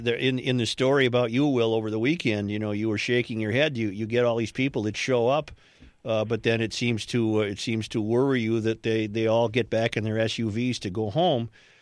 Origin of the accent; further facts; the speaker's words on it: Matamidi, Minnesota, United States; Oh, well, I grew up in Matamidi